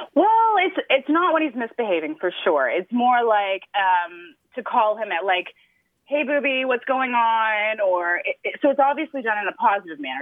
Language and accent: English; Canada; moved away as an adult; now in Dallas, United States; I grew up in Canada, um, had obviously English grandparents around all the time, and, and English mother, would travel to England, and then, uh, we moved to the U S about ten years ago